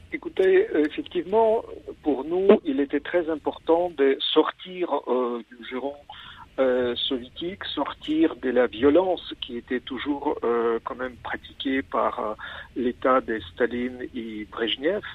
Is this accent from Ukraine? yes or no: yes; Kyiv, Ukraine; French is a second language; je suis né à Kiev